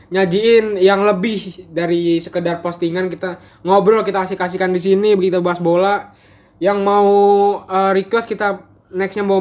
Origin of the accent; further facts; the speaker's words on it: Makassar, South Sulawesi, Indonesia; juga orang Makassar by the way.